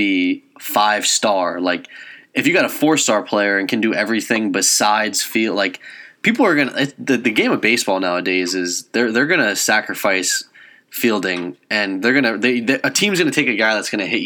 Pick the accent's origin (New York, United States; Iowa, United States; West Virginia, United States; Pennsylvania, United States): Pennsylvania, United States; the Poconos; we are from the Poconos